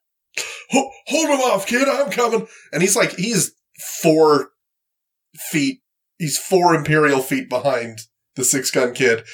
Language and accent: English; Canada; I'm from Canada